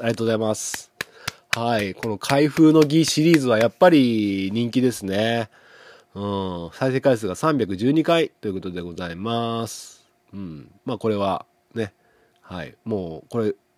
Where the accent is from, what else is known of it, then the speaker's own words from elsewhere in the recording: Setouchi, Okayama, Japan; 僕の地元の牛窓